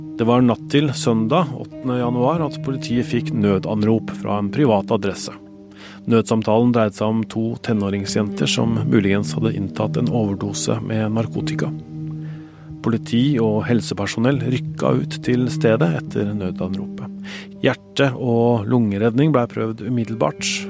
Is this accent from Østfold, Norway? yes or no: yes; Spydeberg, Østfold, Norway; bygda mi, Spydberg i Østfold. Det lille stedet tre kvarter fra Oslo, der jeg er fra og som jeg bor i.